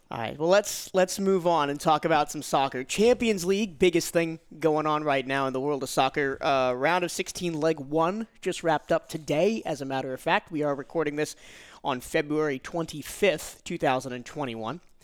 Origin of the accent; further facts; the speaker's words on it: United States; we are American